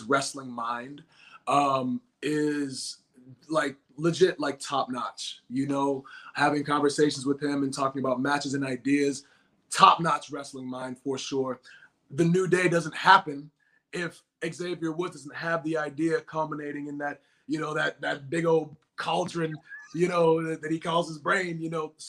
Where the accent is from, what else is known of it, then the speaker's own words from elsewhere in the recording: Boston, Massachusetts, United States; my hometown, nonetheless, in Boston, in the Bean Town